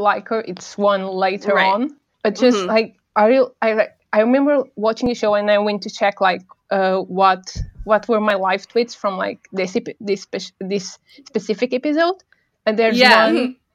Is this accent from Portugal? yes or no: yes; Portugal; English is a second language; I'm from Portugal. So, like, English is not my first language